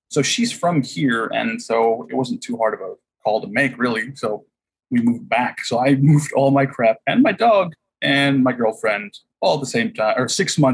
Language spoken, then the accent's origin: English; Huntington Beach, California, United States; I grew up in Huntington Beach. There's no drive-bys really.